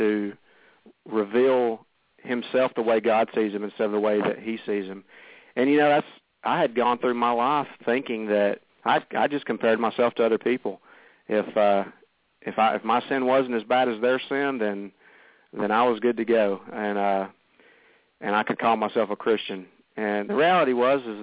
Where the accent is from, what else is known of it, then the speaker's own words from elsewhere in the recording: the South, United States; I grew up here in the South in the Bible Belt